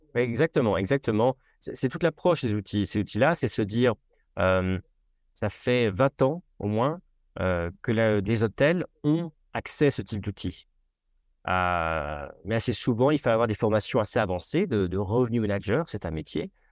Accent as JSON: {"language": "French", "country": "France", "said": "je suis français, je ne le cache pas"}